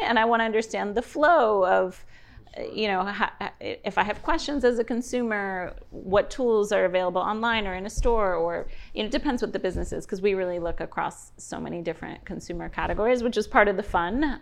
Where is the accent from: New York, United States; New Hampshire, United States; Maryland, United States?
New York, United States; New York City; moved away as an adult; now in Miami, United States; I grew up in New York City, so as a young girl, went to school in New York